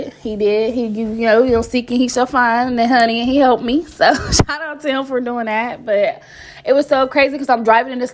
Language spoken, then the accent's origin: English; Columbus, Ohio, United States; I'm from Columbus, Ohio